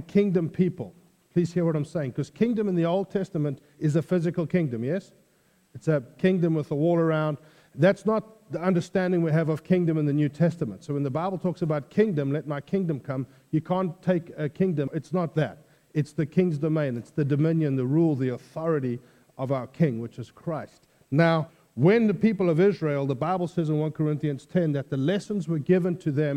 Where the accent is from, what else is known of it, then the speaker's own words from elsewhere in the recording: South Africa; moved away as an adult; I originally come from South Africa. I've now been here 10 years